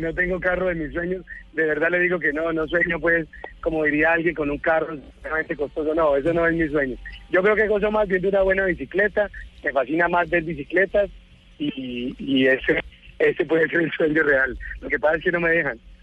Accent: Neiva, Huila, Colombia; moved away; also born or lived in Bogotá; aquí nos vinimos para esta ciudad que, que es más querida, que es más tranquila, en la cual pues es de una última vez la tierra donde yo nací

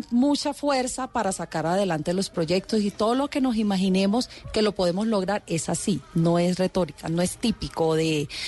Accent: Quibdó, Chocó, Colombia; moved away; chocuana, negra, representativa

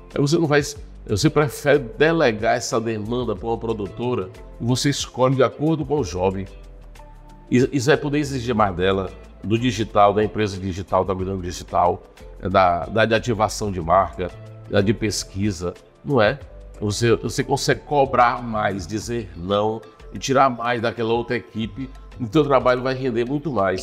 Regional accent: Joaquim Pires, Piauí, Brazil; now in Teresina, Brazil; Eu nasci no norte do estado, em Joaquim Pires, Piauí.

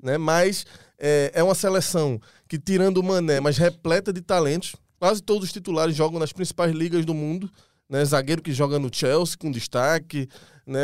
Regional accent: Brazil; A gente é brasileiro

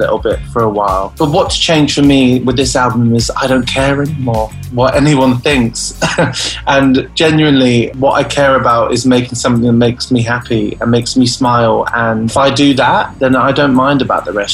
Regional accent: United Kingdom; the horrible winters we have over here in the UK

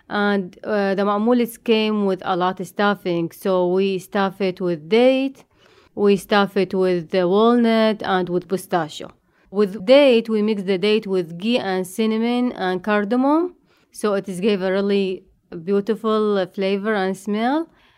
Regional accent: Iraq; moved away; I came from Iraq.

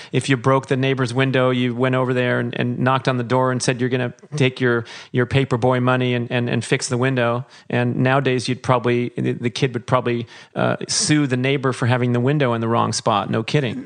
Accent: Los Angeles, California, United States; I'm sitting here in beautiful Woodland Hills, California, my hometown

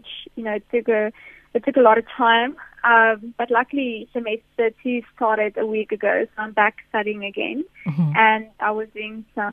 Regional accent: South Africa; us as a South African women's cricket team

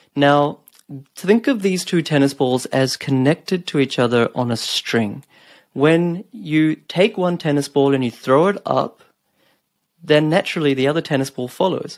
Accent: Napier, Hawke's Bay, New Zealand; now in Australia; even the smallest towns like Napier, where I grew up

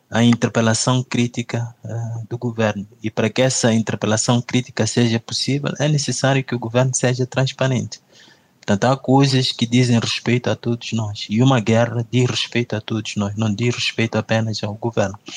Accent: Mozambique; Eu sinto-me desrespeitado como moçambicano, né? porque eu gostaria de fazer parte uh, da gestão do nosso país

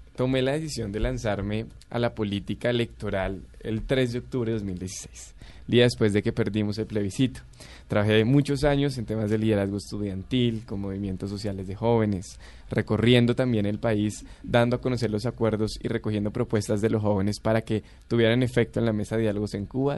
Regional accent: Bogotá, Colombia; Yo soy de aquí de Bogotá, pero mis abuelos tienen incluso eh, ascendencia, descendencia indígena, del Huila y de Boyacá

